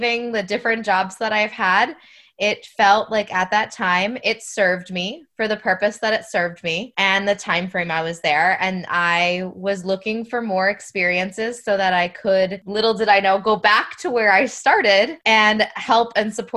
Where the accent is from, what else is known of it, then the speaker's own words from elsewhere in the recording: New Hampshire, United States; moved away as an adult; now in Florida, United States; I'm originally from New Hampshire, but I am a New Hampshire to Florida transplant. We've been in Florida for about 12 years